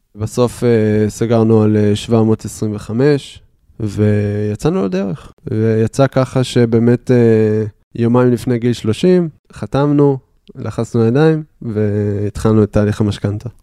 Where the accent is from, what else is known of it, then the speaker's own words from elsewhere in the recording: Haifa, Haifa District, Israel; also born or lived in Beersheba; בחיפה אני גדלתי, אני חיפאי מאז ומתמיד